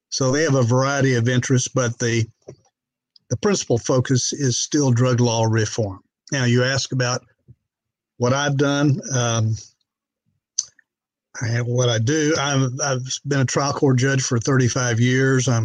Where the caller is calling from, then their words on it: Bryan, Texas, United States; I'm in a town of uh, about 100,000 called Bryan, Texas. Uh, adjoins College Station, Texas, the home of Texas A&M University.